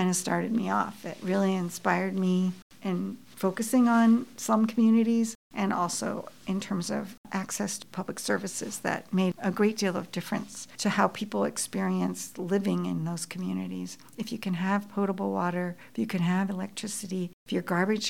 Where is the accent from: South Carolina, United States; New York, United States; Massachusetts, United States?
Massachusetts, United States; Boston; now in Toronto, Canada; I grew up in Boston, and my mother was born in Lahore